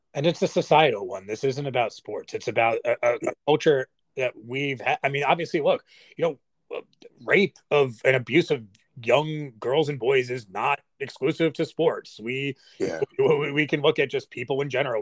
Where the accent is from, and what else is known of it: United States